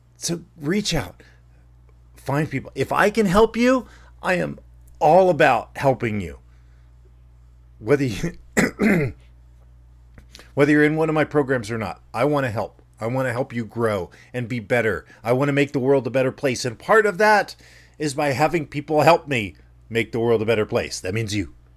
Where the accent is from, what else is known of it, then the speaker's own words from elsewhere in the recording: Dunnellon, or Ocala, Florida, United States; growing up in Dunellen, Florida, or Ocala, Florida